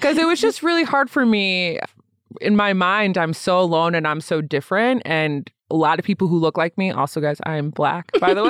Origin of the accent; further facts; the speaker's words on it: Lansing, Michigan, United States; also born or lived in Grand Rapids, Michigan; now in Denver, United States; I grew up in Lansing, Michigan. I was born in Grand Rapids